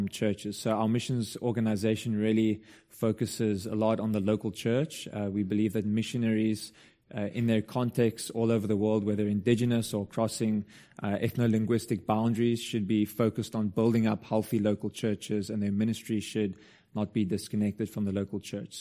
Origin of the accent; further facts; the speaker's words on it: Stellenbosch, Western Cape, South Africa; So I went back to my hometown to apply to study theology.